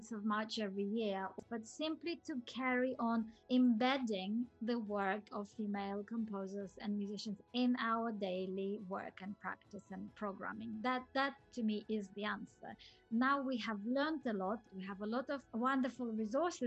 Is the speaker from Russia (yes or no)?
yes; Siberia, Russia; moved away as an adult; also born or lived in Auckland, New Zealand; I was born in Siberia and I grew up there, but my family moved to New Zealand in 1994 or 5